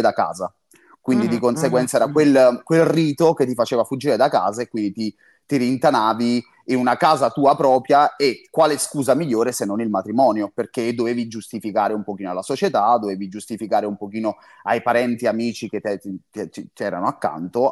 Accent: Campania, Italy; io sono campano

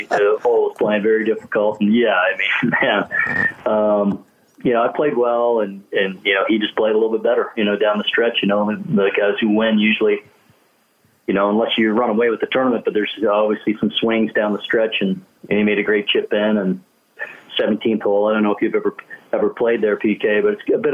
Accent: Canada; as a kid growing up in Canada

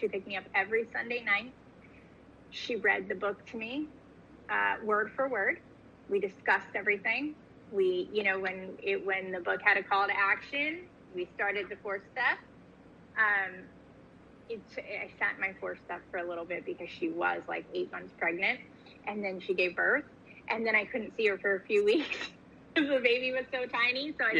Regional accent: California, United States; also born or lived in New York; I was born in New York, grew up in California, back to New York, back to California, with some other cities sprinkled in there as well.

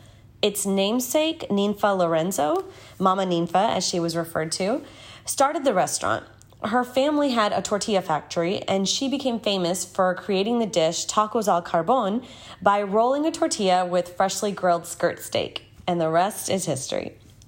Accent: India; now in Houston, United States; my family and I moved to Houston from India. We lived in Alief and we sort of ate whatever Mexican food was around.

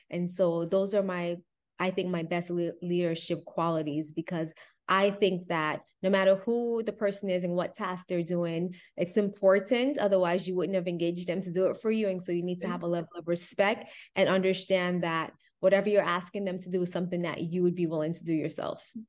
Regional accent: Miami, Florida, United States; I grew up in Miami

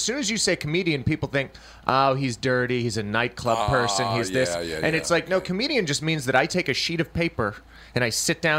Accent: Texas, United States; Whereas, you know, I grew up in Texas. People are outside.

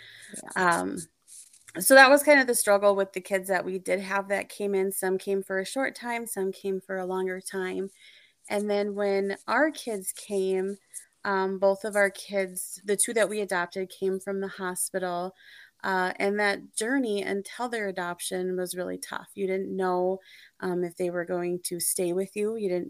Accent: Minnesota, United States; I grew up in Minnesota, central Minnesota. We kind of moved around a lot.

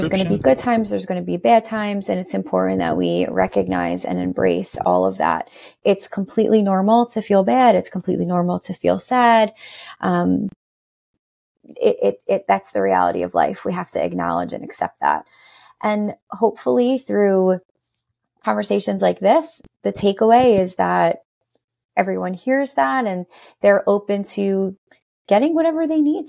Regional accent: New York, United States; I've lived here all my life

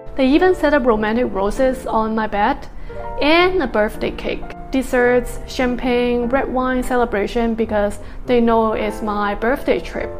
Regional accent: United States; as American

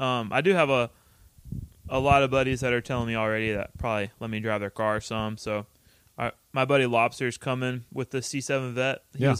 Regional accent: United States; moved away; where we grew up is in the middle of Austin and NOLA. So it's like about 4 hours to where my hometown is and then another 4 hours to NOLA.

